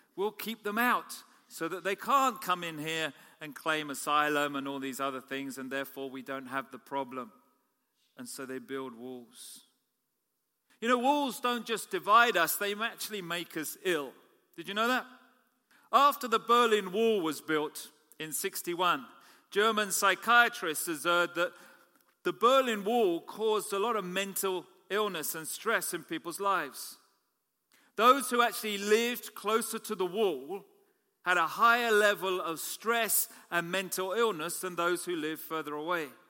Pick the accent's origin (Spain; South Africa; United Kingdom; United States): United Kingdom; also born or lived in Canada; I'm a Canadian citizen as well as British